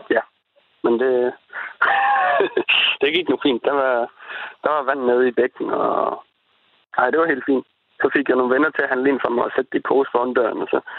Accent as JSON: {"language": "Danish", "town": "Tønder", "region": "Southern Denmark", "country": "Denmark", "said": "Jeg kommer fra Tønder."}